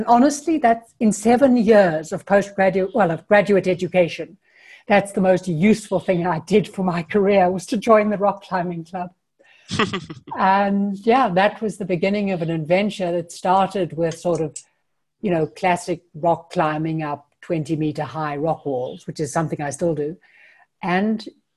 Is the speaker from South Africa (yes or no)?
yes; Johannesburg, Gauteng, South Africa; moved away as an adult; now in Europe; I'm South African. I was born in Johannesburg. And my parents lived in the suburbs, very conventional